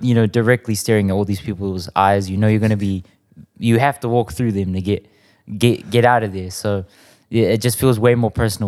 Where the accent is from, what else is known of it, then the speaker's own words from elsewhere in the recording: South Auckland, New Zealand; growing up around South, you'd hear people saying that's ammo